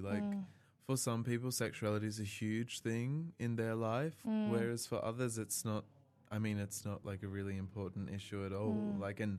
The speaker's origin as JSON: {"language": "English", "town": "Melbourne", "region": "Victoria", "country": "Australia", "moved": "yes", "said": "I came from Melbourne, you know, so, like, yeah, big city"}